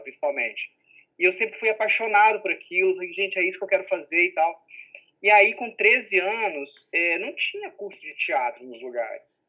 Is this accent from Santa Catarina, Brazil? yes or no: no; Minas Gerais, Brazil; moved away as an adult; also born or lived in Belo Horizonte / São Domingos do Prata; now in Rio de Janeiro, Brazil; eu sou de Minas